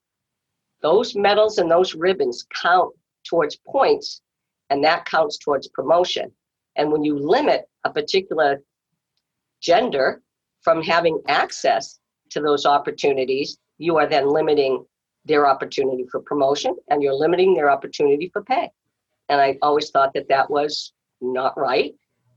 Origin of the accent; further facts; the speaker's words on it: Walpole, Massachusetts, United States; I grew up in Walpole